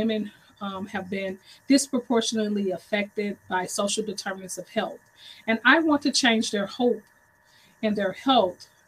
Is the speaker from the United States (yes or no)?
yes; St. Louis, Missouri, United States; I am from St. Louis, Missouri, the home of the 314.